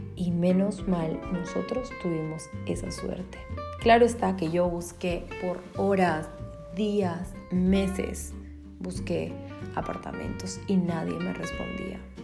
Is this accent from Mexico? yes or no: no; Peru; moved away as an adult; now in Berlin, Germany; yo soy de Perú